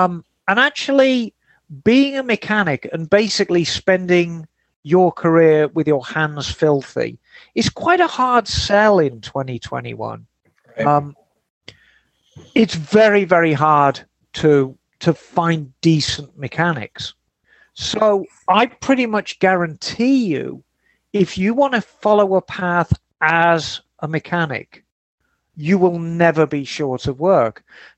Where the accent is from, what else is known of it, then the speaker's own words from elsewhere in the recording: Glasgow, Scotland, United Kingdom; accent: Glaswegian; I'm a Scotsman from Glasgow, if you like to be precise with the accent, as I know Bagel does.